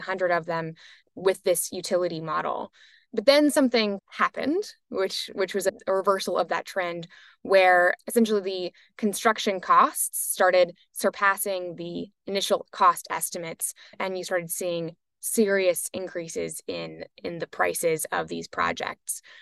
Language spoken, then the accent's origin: English; United States; I'm obviously American